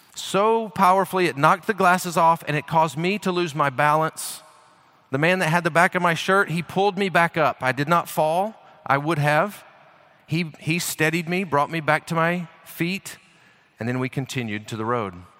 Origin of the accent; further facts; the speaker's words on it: United States; I'm an American